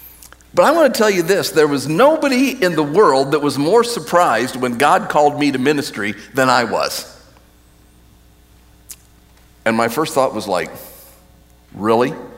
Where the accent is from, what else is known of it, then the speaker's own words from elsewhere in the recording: United States; as an American